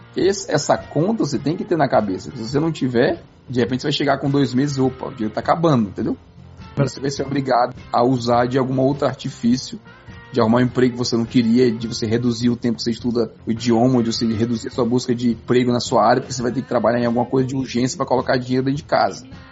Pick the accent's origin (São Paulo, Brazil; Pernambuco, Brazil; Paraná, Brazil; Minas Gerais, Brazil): Minas Gerais, Brazil; Barbacena; moved away; Meu pai me ensinou quando eu era criança pequena lá em Barbacena